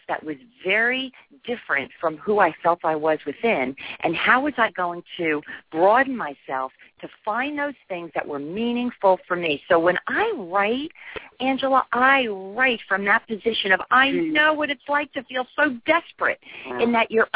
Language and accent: English; New Jersey, United States; moved away; also born or lived in Boston; I'm from New Jersey.